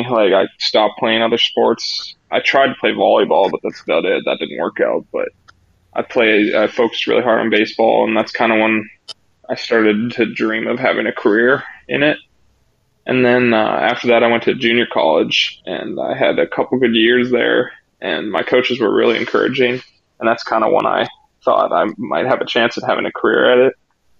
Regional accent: Canada; I grew up in a small town, about 12,000 people.

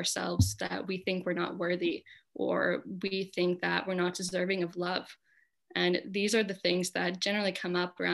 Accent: California, United States; my hometown is super like hippie alternative, you know, small California hippie town in the mountains

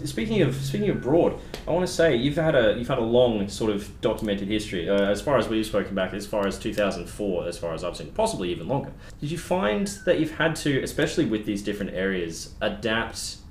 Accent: Boonah, Queensland, Australia; my hometown of Boona

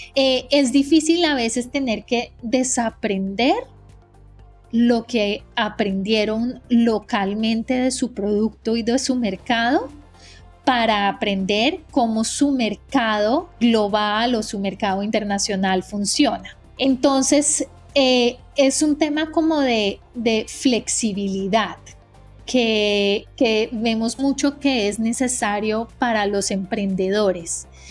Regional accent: Colombia; moved away as an adult; now in United States; yo soy colombiana, eh, llevo 15 años viviendo en Estados Unidos

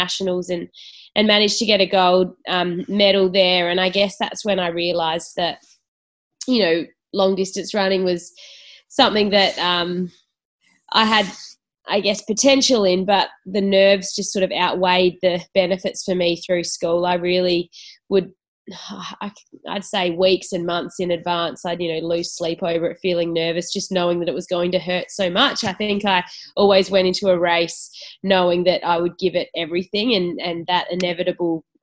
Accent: Naracoorte, South Australia, Australia; I grew up in Narra Court

